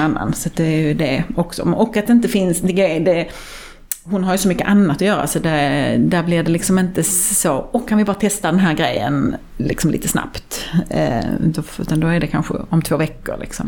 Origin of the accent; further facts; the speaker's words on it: Sweden; man är ju uppvuxen i Sverige och har liksom hela det eh, skandinaviska minimalistiska arvet